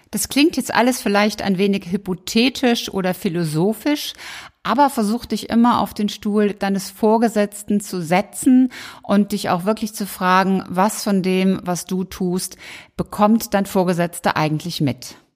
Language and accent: German; Rhineland, Germany; 11 natürlich meine Zahl als Rheinländerin.